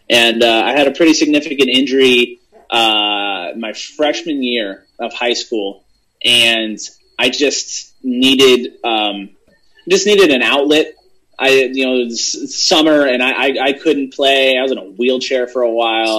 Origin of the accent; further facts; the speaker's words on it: Hershey, Pennsylvania, United States; I'm originally from Hershey, Pennsylvania